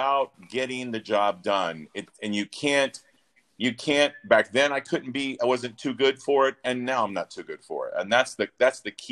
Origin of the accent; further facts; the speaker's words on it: Mobile, Alabama, United States; moved away as an adult; also born or lived in Charlotte, North Carolina / California; I grew up in Mobile, Alabama, a very small town.